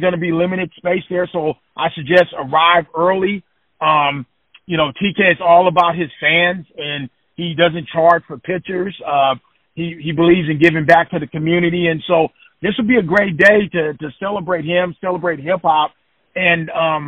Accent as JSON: {"language": "English", "town": "Oakland", "region": "California", "country": "United States", "tie": "born or raised there", "said": "I'm from Oakland"}